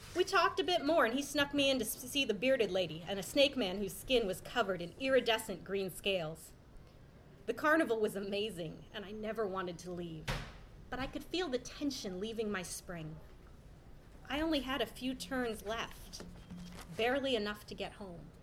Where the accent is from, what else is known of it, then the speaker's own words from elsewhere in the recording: Seattle, Washington, United States; I'm from Seattle